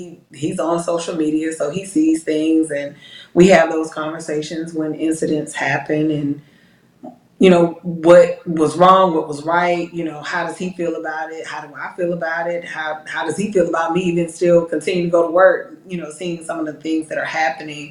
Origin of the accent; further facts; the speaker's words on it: Decatur, Georgia, United States; I'm from a suburb of the metro Atlanta area, Decatur